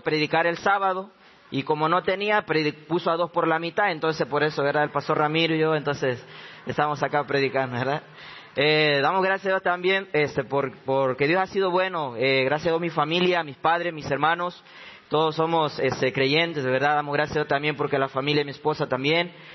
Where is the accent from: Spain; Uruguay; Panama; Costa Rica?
Panama; moved away as an adult; now in Jujuy, Argentina; soy este, de Panamá